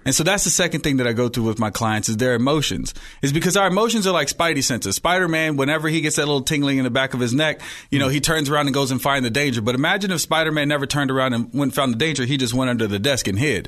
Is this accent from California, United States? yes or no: yes; Oakland, California, United States; also born or lived in Hayward; I was born in Hayward, raised in Oakland